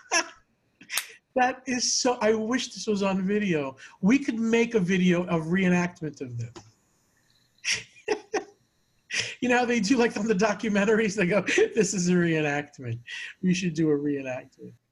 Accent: Long Island, New York, United States; growing up in New York, Long Island

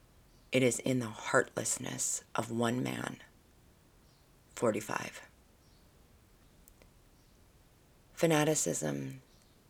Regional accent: United States; they make prominent our history as American people, as a society

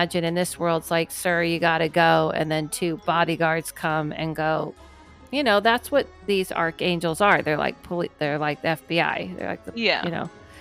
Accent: California, United States; I grew up in California.

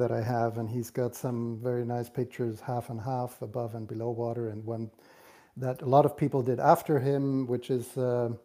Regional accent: Germany; also born or lived in Romania; I was born in Romania, but I came to Germany at the age of 2.

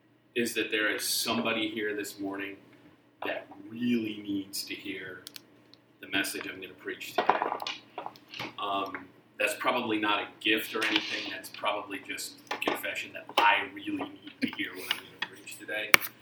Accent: Texas, United States; accent: Texas; I realized at some point I have mostly lost my Texas accent, which I don't know whether I'm happy about or sad.

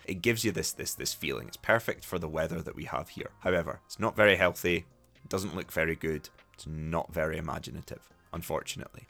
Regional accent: Scotland, United Kingdom; accent: Scottish; I don't have a particularly strong Scottish accent

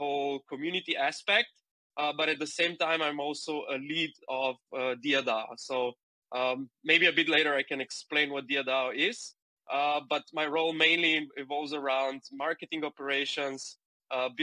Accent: Slovenia; moved away as an adult; also born or lived in Shanghai, China; I come from Slovenia, a very small country in the, let's say, center east of Europe

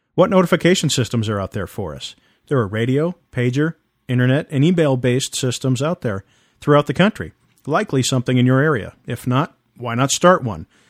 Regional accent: East Coast, United States; now in West Coast, United States; I'm originally from the East Coast

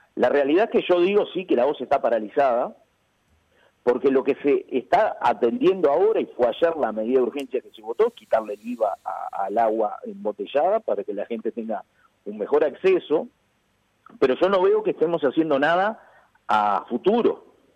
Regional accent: Canelones, Uruguay; soy del departamento de Canelones

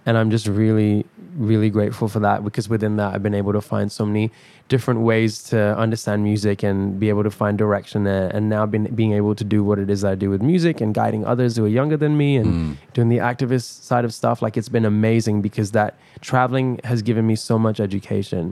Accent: Perth, Western Australia, Australia; also born or lived in Dubai, United Arab Emirates; my background is Pakistani, hmm. and I grew up in Dubai, and I grew up in Perth

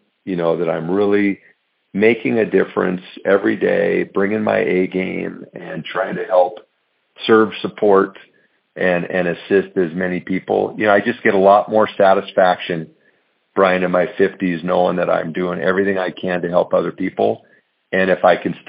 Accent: Montana, United States; born and raised in Montana, great state of Montana

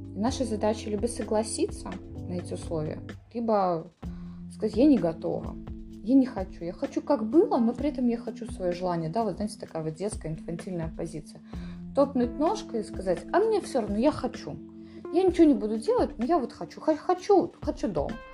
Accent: Borovukha, Vitebsk Region, Belarus; в Боровухе, в которой я выросла

